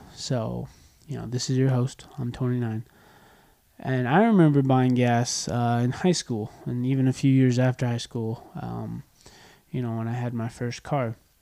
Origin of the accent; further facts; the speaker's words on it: United States; also born or lived in California; I'm an American. I live in California